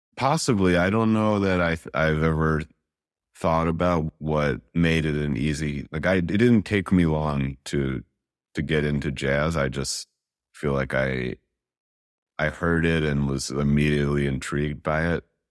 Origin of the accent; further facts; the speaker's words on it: New York City, New York, United States; now in Brooklyn, United States; I grew up in Manhattan, Upper West Side specifically, in the eighties